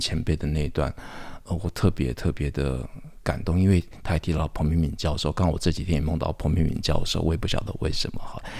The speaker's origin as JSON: {"language": "Chinese", "town": "Taipei", "country": "Taiwan", "tie": "born or raised there", "said": "我小时候是在双连出生，那双连其实就在圆环的一个周边，我后来又住到剑潭"}